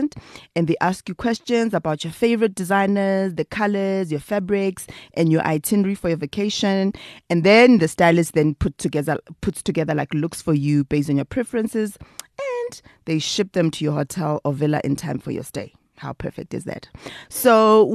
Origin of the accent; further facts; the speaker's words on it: Free State, South Africa; now in Johannesburg, South Africa; I'm from the Free State